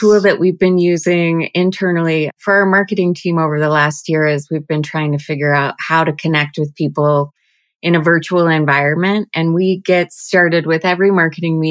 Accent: Boulder, Colorado, United States; Both my husband and I, we're both from Boulder, born and raised, and now raising our children here

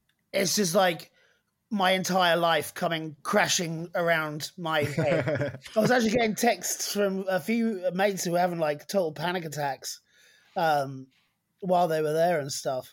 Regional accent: East Anglia, East of England, United Kingdom; I'm from East Anglia

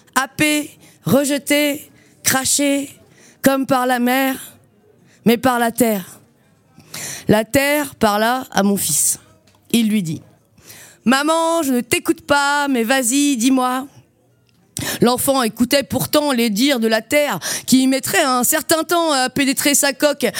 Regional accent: Saint-Nazaire, Pays de la Loire, France; also born or lived in Brittany / Nantes / Quimper; now in Montreuil, France; je suis née à Saint-Nazaire dans le 44 en Loire-Atlantique, sur l'estuaire

